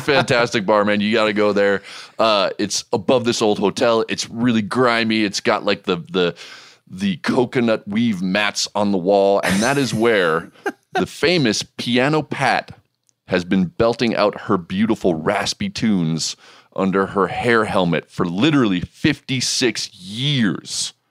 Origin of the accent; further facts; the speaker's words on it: Montana, United States; my home state